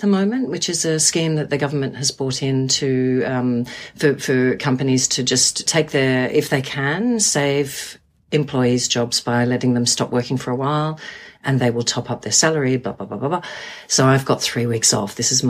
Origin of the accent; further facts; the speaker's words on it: Australia; also born or lived in New Zealand; now in London, United Kingdom; I am an Australian and Kiwi living in London.